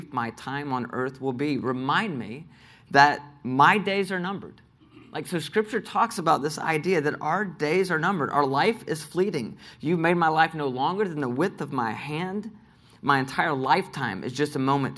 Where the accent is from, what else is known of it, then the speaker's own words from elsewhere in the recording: Nashville, Tennessee, United States; I grew up here in Nashville